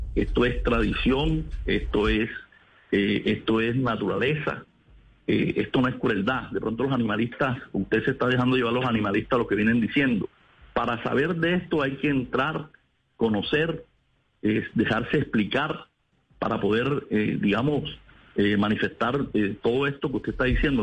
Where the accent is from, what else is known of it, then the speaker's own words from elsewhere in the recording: Sabanalarga, Atlántico, Colombia; Yo soy de Sabana Larga Atlántico, okay. de Barranquilla